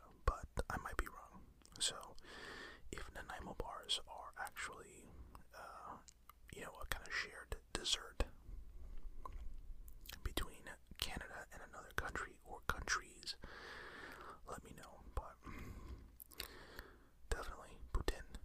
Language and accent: English; United States; as an American